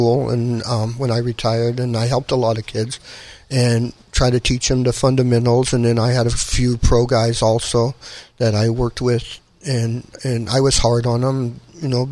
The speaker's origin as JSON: {"language": "English", "town": "El Cajon", "region": "California", "country": "United States", "tie": "born or raised there", "said": "we grew up in El Cajon"}